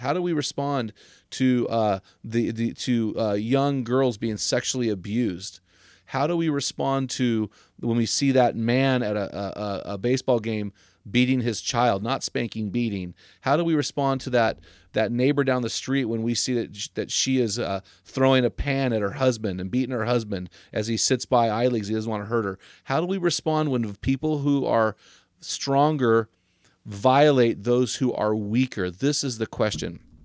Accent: United States; I, as an American

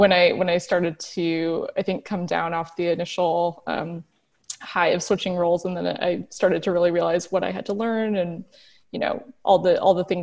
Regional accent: Seattle, Washington, United States; moved away as an adult; also born or lived in San Francisco; now in Berlin, Germany; I'm born and raised in Seattle.

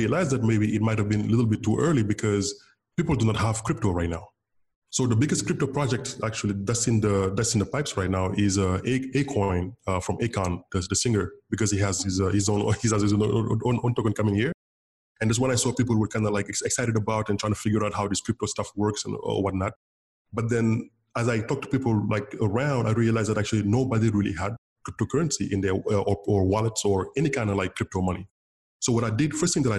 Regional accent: Senegal; first language Wolof; English is a second language; moved away as an adult; also born or lived in San Francisco, United States; in Senegal, my native language is Wolof. My mom's tongue is Wolof, W-O-L-O-F. To go to school here, I had to learn French

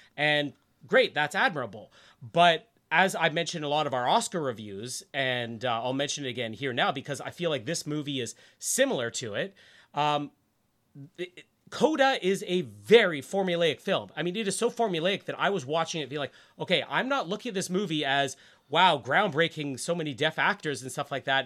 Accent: Winnipeg, Manitoba, Canada; born or raised there

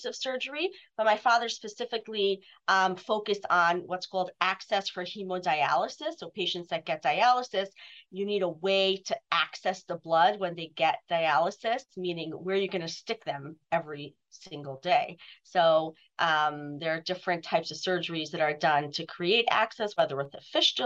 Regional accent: New York City, New York, United States; both my parents had offices in the home where I grew up in Brooklyn.

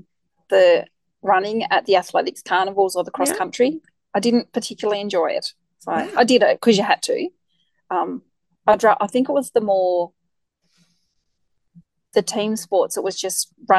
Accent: Hobart, Tasmania, Australia; also born or lived in Howrah; So I grew up on Hobart's Eastern Shore in a little suburb called Lauderdale. So I lived there for the first, I think we moved when I was about 18 or 19.

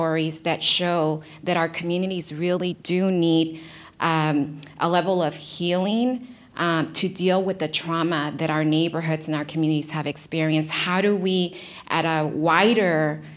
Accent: Los Angeles, California, United States; I grew up in South LA before the crack cocaine epidemic

